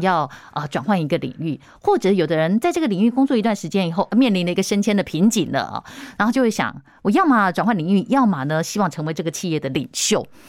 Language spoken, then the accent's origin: Chinese; Taiwan; 我们台湾人的这种，呃，能量